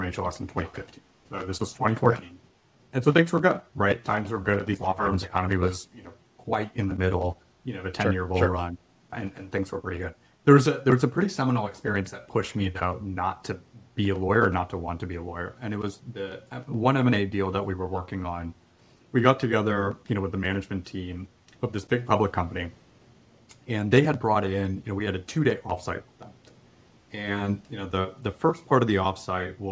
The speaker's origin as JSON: {"language": "English", "town": "Atlanta", "region": "Georgia", "country": "United States", "also_born_or_lived": "Bay Area, California", "moved": "as an adult", "said": "I'm originally from Atlanta, and we moved back here from the Bay Area a number of years ago"}